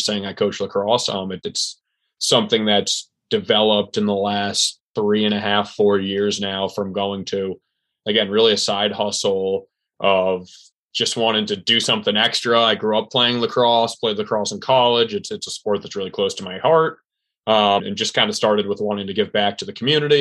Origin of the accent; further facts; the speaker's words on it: Ridgefield, Connecticut, United States; also born or lived in Maryland / Northern Virginia; born and raised in Ridgefield, Connecticut